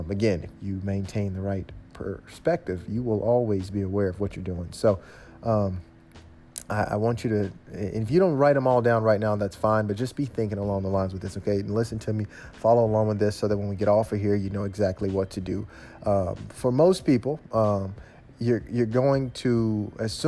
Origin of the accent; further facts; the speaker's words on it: Memphis, Tennessee, United States; I'm from Memphis, Tennessee, so I sound like this.